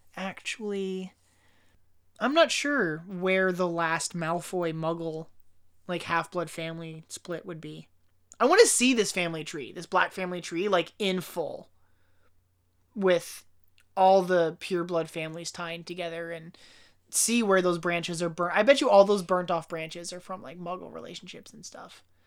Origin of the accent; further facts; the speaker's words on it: United States; being American